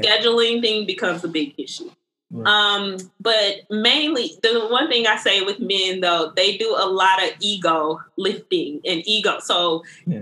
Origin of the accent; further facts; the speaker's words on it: the South, United States; growing up in the South